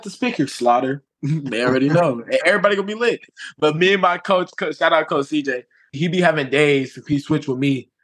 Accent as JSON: {"language": "English", "region": "Southern California", "country": "United States", "said": "I'm from California, SoCal"}